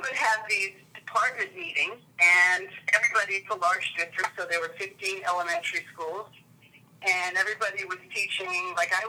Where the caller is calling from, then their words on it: Waltham, Massachusetts, United States; I'm calling in from Waltham, Massachusetts, which is a small city just west of Boston.